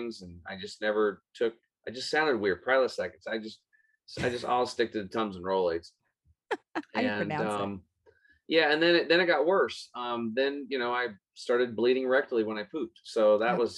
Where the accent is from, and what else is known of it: Eastern Oregon, United States; born or raised there